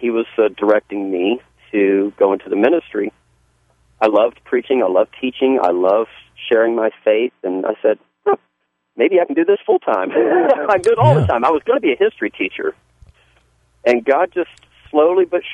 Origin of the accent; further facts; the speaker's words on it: Savannah, Georgia, United States; accent: Southern; also born or lived in North Carolina; now in Canton, United States; I grew up in Savannah, Georgia. I'm a Southerner.